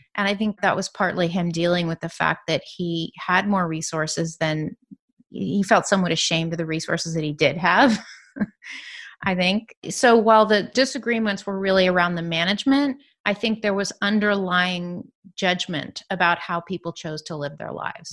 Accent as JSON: {"language": "English", "area": "San Francisco Bay Area", "region": "California", "country": "United States", "tie": "born or raised there", "also_born_or_lived": "New York City", "said": "I grew up in the San Francisco Bay Area"}